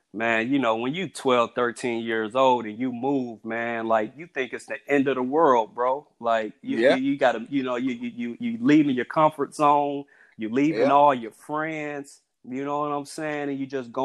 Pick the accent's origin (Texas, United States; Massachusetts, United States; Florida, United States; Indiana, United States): Indiana, United States; Elkhart; I'm from Elkhart, Indiana